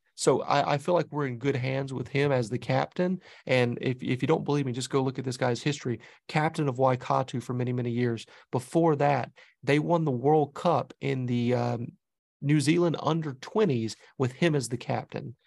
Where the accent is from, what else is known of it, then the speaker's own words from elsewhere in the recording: the South, Southern United States, United States; accent: southern; now in Boston, United States; It reminds me of home, you know, that southern, that southern accent